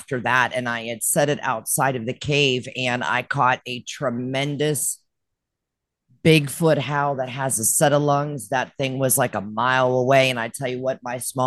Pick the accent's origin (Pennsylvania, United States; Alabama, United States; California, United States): Pennsylvania, United States; Western; also born or lived in Florida; now in Tennessee, United States; I was born and raised in Western Pennsylvania. No stoplight in our town.